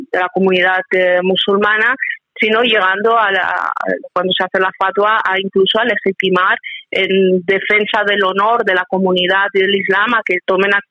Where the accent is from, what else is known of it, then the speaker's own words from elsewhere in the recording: Spain; como española